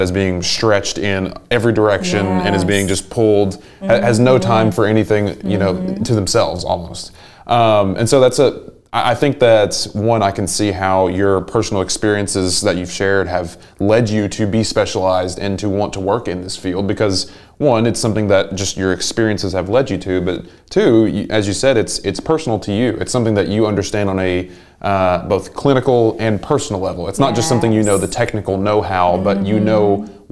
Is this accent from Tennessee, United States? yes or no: yes; Englewood, Tennessee, United States; moved away as an adult; now in Chattanooga, United States; I'm from about an hour up the road, a really small town called Englewood. And it's got about 1,000 people.